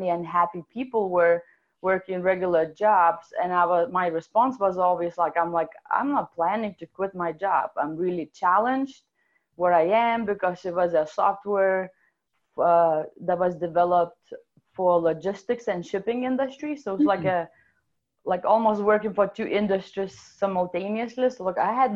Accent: Lithuania; accent: European / Russian; English is a second language; moved away as an adult; now in Seattle, United States; I came to Seattle about 15 years ago from Lithuania. It's one of the Soviet republics. So my amazing accent is actually European / Russian

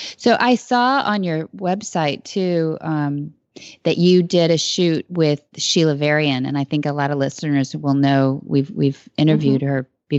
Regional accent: San Luis Obispo, California, United States; Well, I was a baby, but we grew up in San Luis Obispo

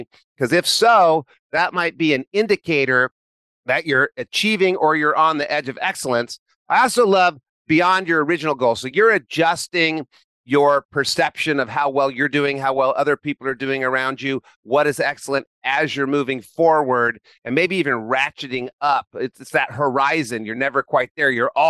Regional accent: Chico, California, United States; high school in Chico, California, born and raised in Chico, went to Chico State

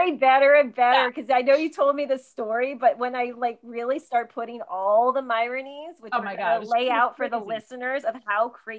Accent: Sparta, New Jersey, United States; moved away as an adult; also born or lived in Baltimore, Maryland; now in San Jose, United States; I'm from New Jersey and grew up in Sparta, New Jersey, which is also in the middle of nowhere.

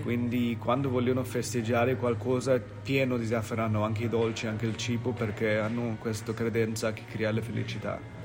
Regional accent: India; Italian is a second language

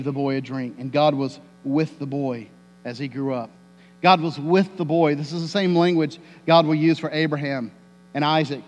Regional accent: Tornado Alley, United States; I grew up in Tornado Alley

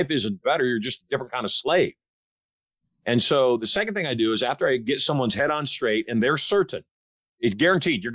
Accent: Michigan, United States; I grew up in Michigan. I know what the culture of Michigan is

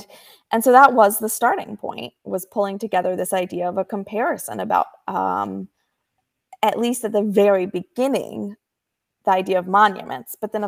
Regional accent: Richmond, Virginia, United States; I had spent years in Richmond covering policy and politics here in my, it's my hometown.

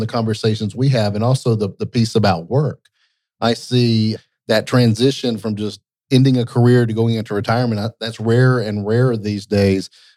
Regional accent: Lake Lanier, Georgia, United States; Growing up on Lake Lanier

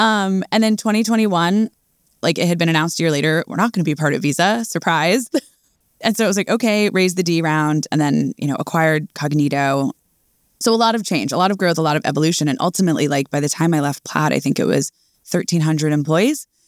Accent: outside of New York, United States; I grew up around here

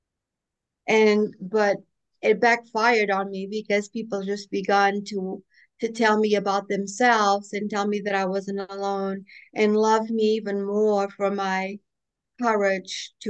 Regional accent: Portugal; also born or lived in Boston, United States; now in North Carolina, United States; I lived in Boston for 37 years after I moved from my homeland of Portugal

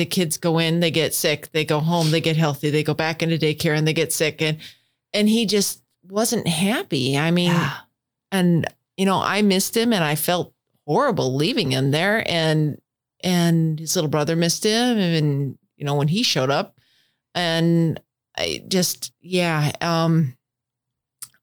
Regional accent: Northwest Wisconsin, United States; also born or lived in Madison, Wisconsin / Green Bay, Wisconsin; I was born and raised in Northwest Wisconsin

